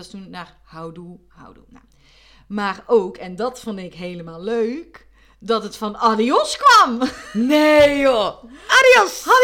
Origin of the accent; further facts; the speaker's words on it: North Brabant, Netherlands; Terwijl als Brabander ben je gewoon echt gewend om dat te